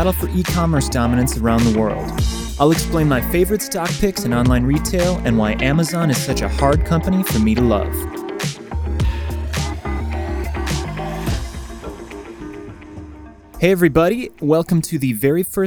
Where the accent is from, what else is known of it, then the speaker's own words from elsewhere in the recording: Wisconsin, United States; moved away as an adult; also born or lived in New York; now in Los Angeles, United States; I'm originally from the Midwest, from Wisconsin